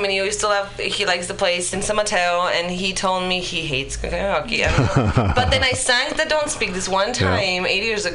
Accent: Poland; English is a second language; moved away as an adult; I'm from Poland.

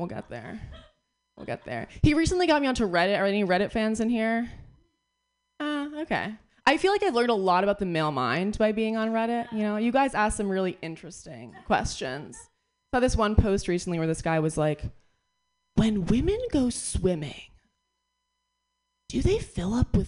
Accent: New York, United States; I'm from New York. I got here 2 days ago

